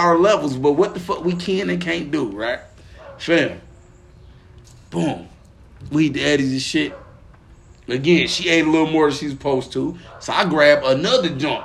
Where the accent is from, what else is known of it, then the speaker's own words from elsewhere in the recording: Pine Bluff, Arkansas, United States; moved away; we down in Pine Bluff, Arkansas, where I'm from, you feel me? Back in my birthplace